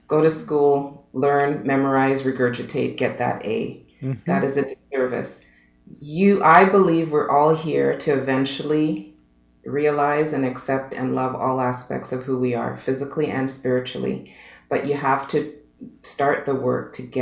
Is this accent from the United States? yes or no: no; Canada; I'm a Canadian girl, born and raised